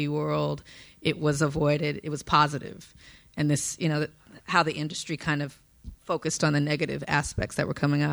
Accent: Compton, California, United States; I'm from Compton, South Central

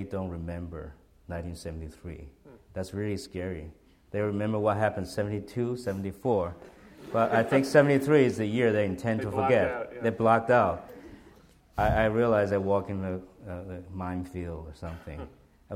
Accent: Taiwan; English is a second language; moved away as an adult; I was from Taiwan.

